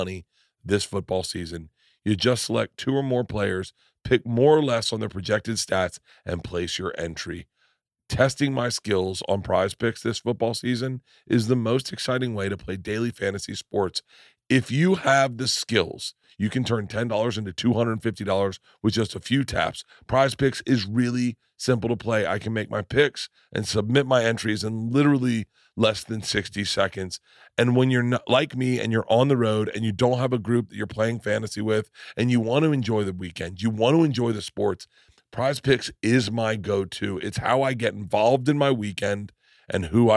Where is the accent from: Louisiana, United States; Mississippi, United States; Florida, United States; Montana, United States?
Florida, United States; Tampa; I grew up in Tampa